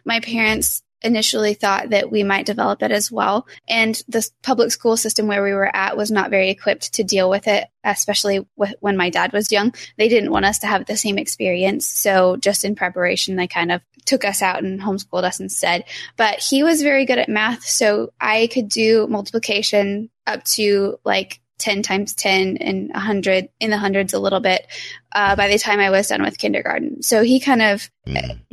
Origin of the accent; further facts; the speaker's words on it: Lahoma, Oklahoma, United States; Lahoma. You take off the OK off of Oklahoma and that's where I'm from